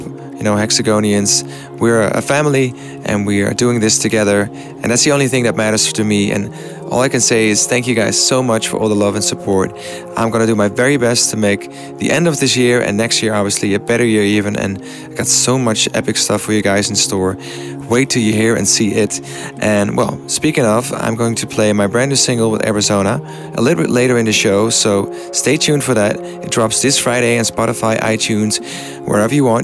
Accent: Amsterdam, North Holland, Netherlands; in my hometown, in my beautiful hometown

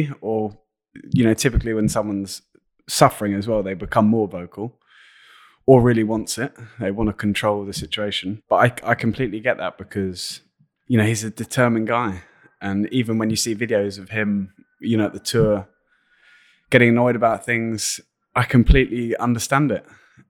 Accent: London, United Kingdom; accent: London; This is when people zone out with my London accent.

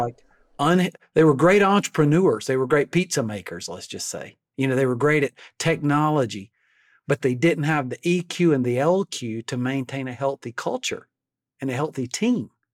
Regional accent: Alabama, United States; I'm from Alabama. We're 48th on every national list

